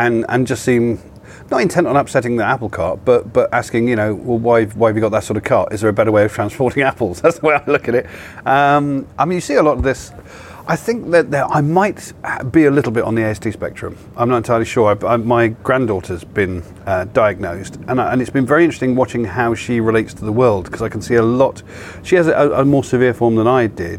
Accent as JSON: {"language": "English", "area": "Cornwall", "region": "South West England", "country": "United Kingdom", "tie": "born or raised there", "moved": "yes", "said": "I grew up in Cornwall"}